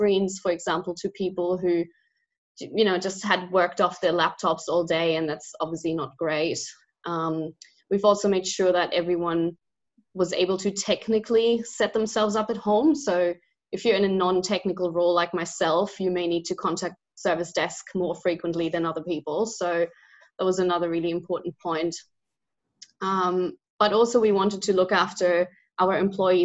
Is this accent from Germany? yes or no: yes; Germany; now in Australia; I'm originally from Germany, but I've lived, studied and worked in a lot of different countries before I've ended up in Australia